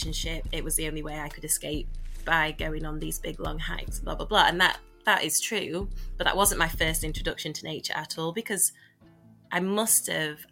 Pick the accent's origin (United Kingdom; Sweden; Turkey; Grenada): United Kingdom; Doncaster, Yorkshire and the Humber; a really working-class kid growing up in Doncaster